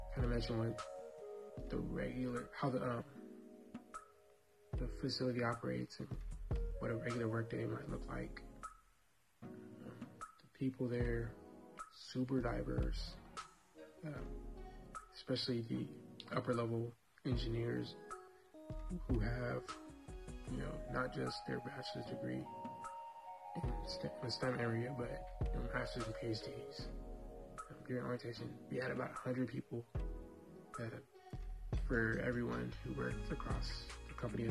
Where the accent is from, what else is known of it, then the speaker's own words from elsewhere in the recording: Southern California, United States; I'm from Southern Cal